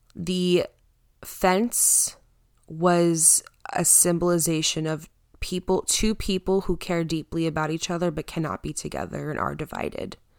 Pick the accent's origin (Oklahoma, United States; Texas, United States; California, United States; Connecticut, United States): Connecticut, United States; also born or lived in Pompton Lakes, New Jersey; I live in Connecticut. I grew up in Connecticut, but I moved to New Jersey for about six years.